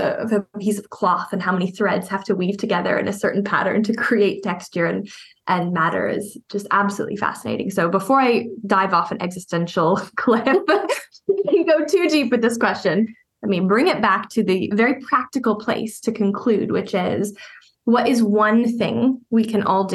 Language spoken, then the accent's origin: English; Canada; I'm from Canada